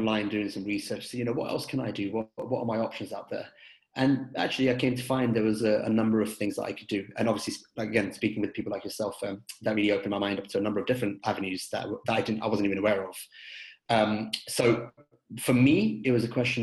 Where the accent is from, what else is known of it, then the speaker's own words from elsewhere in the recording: London, United Kingdom; moved away as an adult; now in United States; I was born and raised in London and completed my education over there.